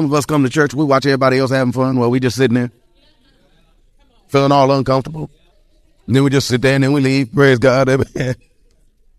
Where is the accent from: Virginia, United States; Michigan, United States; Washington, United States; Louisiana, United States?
Michigan, United States; Detroit; I was born and raised in Detroit, Michigan. I can talk about the east side